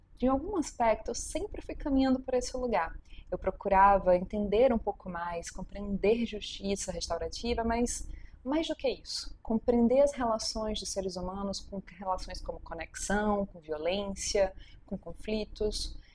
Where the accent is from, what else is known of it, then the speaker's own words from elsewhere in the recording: Natal, Rio Grande do Norte, Brazil; moved away as an adult; now in Belo Horizonte, Brazil; Eu sou potiguar, nascida em Natal, mas hoje eu moro em Belo Horizonte, na terra das alterosas